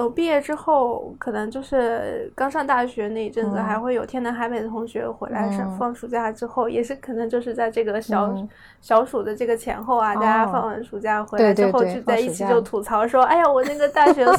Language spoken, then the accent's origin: Chinese; Northwest China, China; moved away; also born or lived in Jiangsu and Zhejiang; 作为一个北方人，尤其是西北人，那么这么爱吃面的这这个地域的人的话